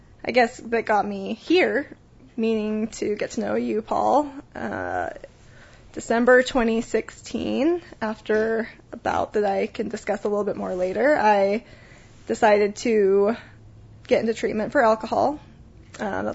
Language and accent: English; Salt Lake City, Utah, United States; also born or lived in Sandy, Utah / Park City, Utah; I was born and raised in Utah